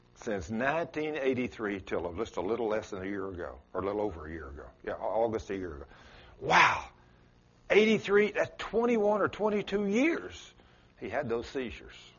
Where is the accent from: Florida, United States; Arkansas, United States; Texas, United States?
Texas, United States; South; accent: South Texas; It's South Texas in me